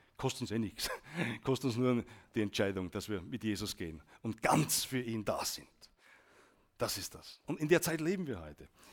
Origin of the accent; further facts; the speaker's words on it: Austria; als Österreicher